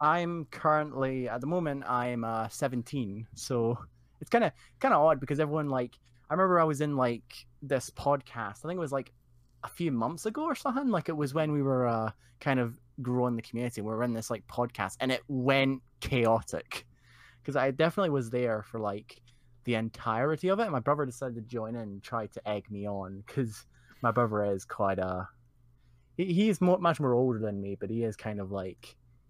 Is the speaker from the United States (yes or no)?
no; Scotland, United Kingdom; because obviously I'm not actually from America. Mm-hmm. I'm from Scotland